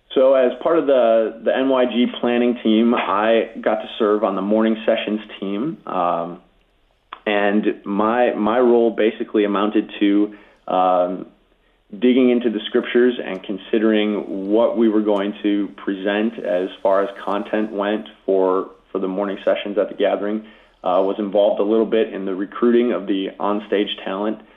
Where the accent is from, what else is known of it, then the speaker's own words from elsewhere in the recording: Grafton, Wisconsin, United States; the Lutheran Church in my hometown of Grafton, Wisconsin